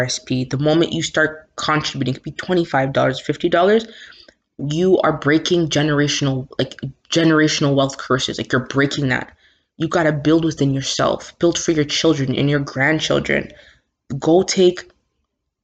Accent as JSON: {"language": "English", "town": "Toronto", "region": "Ontario", "country": "Canada", "tie": "born or raised there", "also_born_or_lived": "Scarborough, Toronto", "said": "I may be from Scarborough. This is where I live, but yo, Jane and Finch raised me. That's where I'm from."}